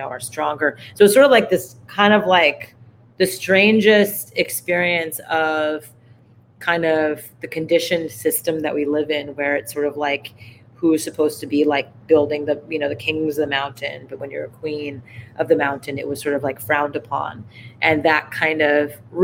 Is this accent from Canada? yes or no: yes; Montreal, Quebec, Canada; We grew up in Montreal, Canada